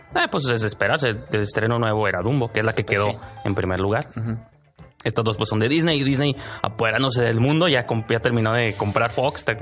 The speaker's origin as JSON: {"language": "Spanish", "country": "Mexico", "said": "lo que somos los mexicanos"}